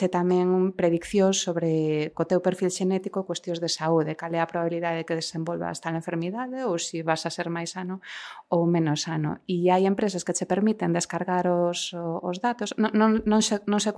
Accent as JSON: {"language": "Galician", "region": "Galicia", "country": "Spain", "said": "como os galegos en promedio... En, en promedio, eh, podemos retrotarnos a parentesco próximo en 10 xeracios atrás"}